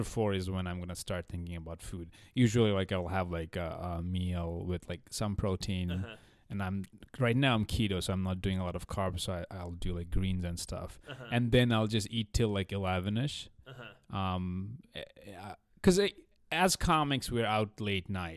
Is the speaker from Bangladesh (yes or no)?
yes; Bangladesh; moved away; I'm from Bangladesh, so it's like hot.